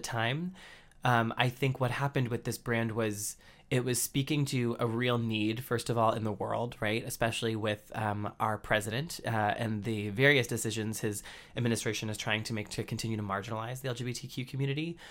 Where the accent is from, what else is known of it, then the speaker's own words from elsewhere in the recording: Andover, Massachusetts, United States; moved away as an adult; in my hometown of Andover, Massachusetts.